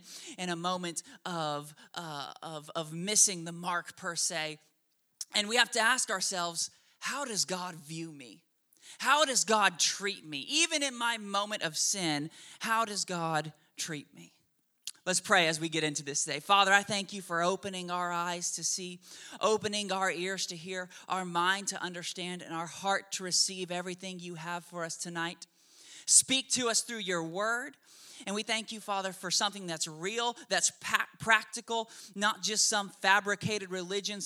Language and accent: English; Oklahoma, United States; also born or lived in Washington State; now in Shreveport, United States; I was born in Washington State, and when I was 6 months old, for whatever reason, my parents moved me and our whole family to the godless land of Oklahoma.